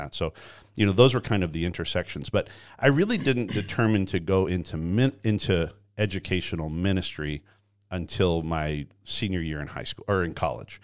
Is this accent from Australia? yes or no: no; Canada; moved away; I was born and raised in Canada